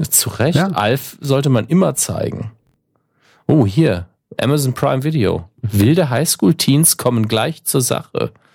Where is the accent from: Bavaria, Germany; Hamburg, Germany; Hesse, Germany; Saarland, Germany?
Saarland, Germany; als Saarländer